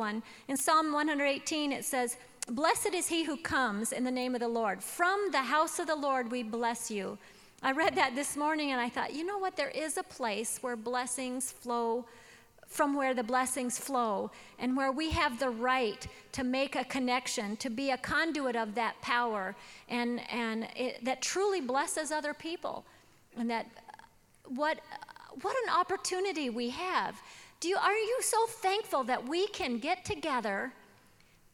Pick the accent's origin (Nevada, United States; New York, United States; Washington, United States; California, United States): Washington, United States; I was raised in Washington State